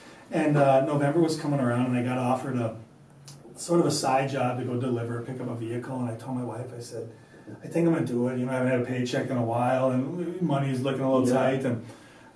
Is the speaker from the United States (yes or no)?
yes; Apple Valley, Minnesota, United States; now in Maple Grove, United States; growing up in Apple Valley and then mm-hmm. being in Maple Grove